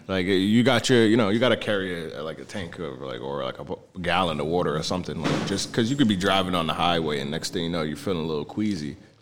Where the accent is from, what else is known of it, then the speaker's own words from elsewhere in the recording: New Jersey, United States; moved away as an adult; now in Los Angeles, United States; I'm from Jersey